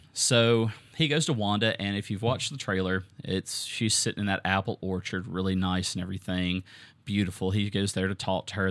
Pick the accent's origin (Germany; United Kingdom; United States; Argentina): United States; Southern; accent: Southern; my Southern accent